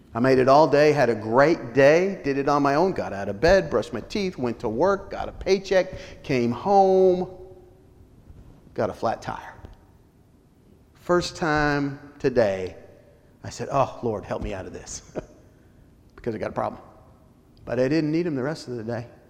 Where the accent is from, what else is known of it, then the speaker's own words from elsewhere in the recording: Colorado, United States; When I grew up in Colorado, small Baptist church